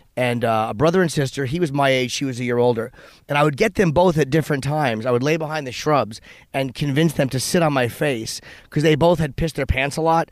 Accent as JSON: {"language": "English", "region": "East Coast", "country": "United States", "said": "I'm a comedian from the East Coast"}